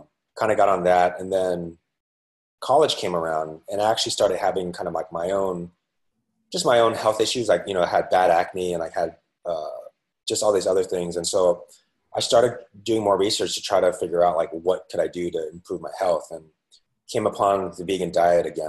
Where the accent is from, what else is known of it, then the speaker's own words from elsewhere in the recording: San Francisco, California, United States; moved away as an adult; now in New York City, United States; I'm originally from San Francisco, and eventually found my way out to, born and raised there